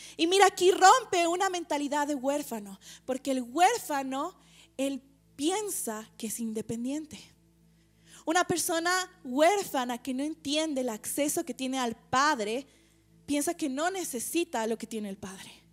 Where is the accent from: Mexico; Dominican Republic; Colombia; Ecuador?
Ecuador; como ecuatorianos, tal vez como latinos